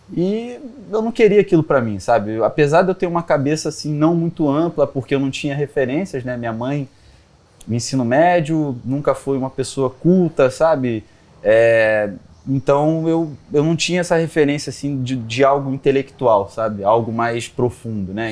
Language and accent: Portuguese; Ubatuba, São Paulo, Brazil; moved away; eu vim de Ubatuba, é, litoral de São Paulo, e lá, cara, assim, a minha família toda é artesã